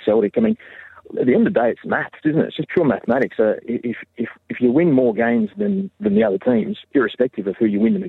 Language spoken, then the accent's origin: English; Australia; accent: Australian; moved away as an adult; now in Labrador, Canada; I'm originally from Australia. Parents were both born